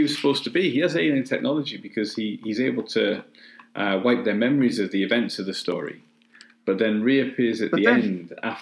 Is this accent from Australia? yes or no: no; England, United Kingdom; now in North of England, United Kingdom; I kind of grew up further down the country, so I still say "mum."